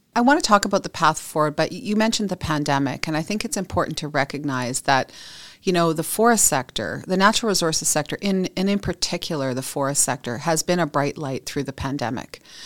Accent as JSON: {"language": "English", "region": "British Columbia", "country": "Canada", "tie": "born or raised there", "said": "I'm a British Columbian. I, I've grown up here."}